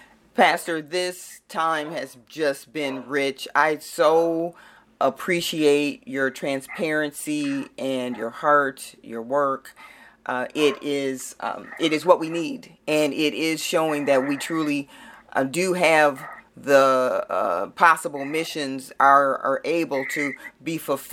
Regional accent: St. Paul, Minnesota, United States; Growing up in St. Paul, Minnesota, I didn't know much about jails, prisons, and people on probation.

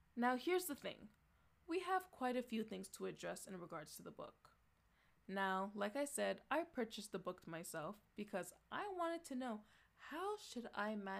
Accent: Canada; I am from Canada

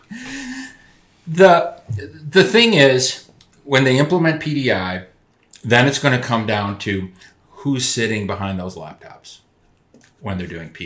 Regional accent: Madison, Wisconsin, United States; I grew up in Madison, Wisconsin, where the city was just torn apart by protests

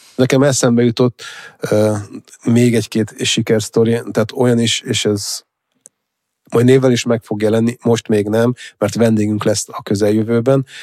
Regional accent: Hungary; vidéki gyerek vagyok

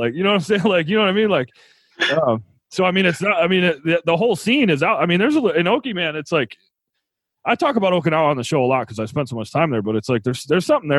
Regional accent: Buffalo, New York, United States; moved away; I grew up in Buffalo or whatever, but I had spent some time in the city.

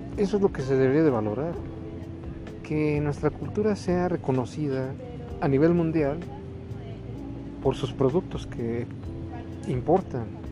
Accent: Mexico; nosotros como propios mexicanos nativos de aquí

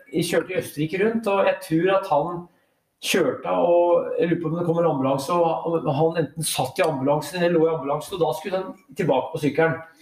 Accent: Brumunddal, Innlandet, Norway; also born or lived in Elverum; now in Oslo, Norway; i Brumunddal der jeg vokste opp

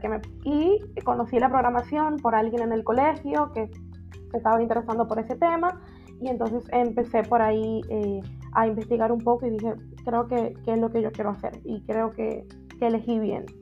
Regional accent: Dominican Republic; soy dominicana y, vivo en República Dominicana

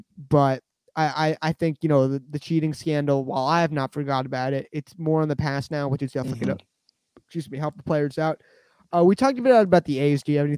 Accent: New York, United States; moved away; I'm a Mets fan because I'm from New York originally.

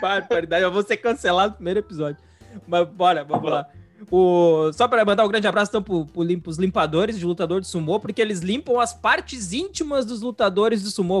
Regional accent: Rio Grande do Sul, Brazil; a gente é do Rio Grande do Sul

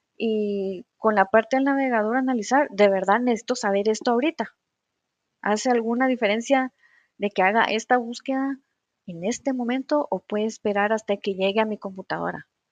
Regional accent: Guatemala; como les decimos aquí en Guatemala

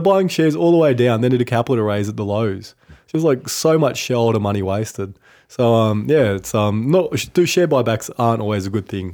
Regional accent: Cooma, New South Wales, Australia; Kuma, my hometown

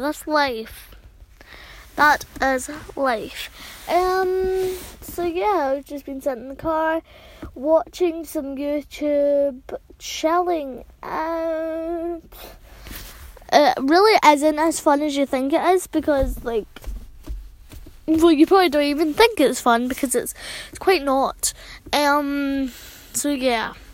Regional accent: Scotland, United Kingdom; accent: Scottish; I'll be, like, a pure Scottish, because I'm from Scotland

